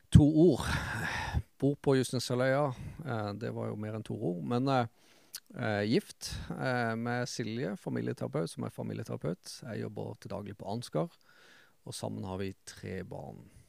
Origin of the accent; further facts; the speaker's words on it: Kristiansand, Agder, Norway; jeg vokste opp eh, Rand i Randesund sjøl.